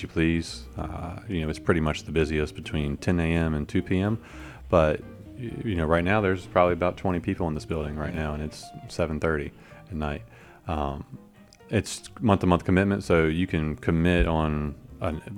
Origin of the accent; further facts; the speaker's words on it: Richmond, Virginia, United States; I'm from Richmond, and I really like Richmond